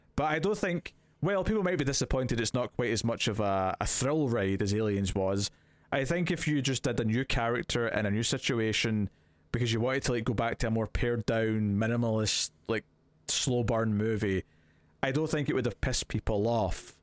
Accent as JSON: {"language": "English", "region": "Scotland", "country": "United Kingdom", "said": "As a Scottish person"}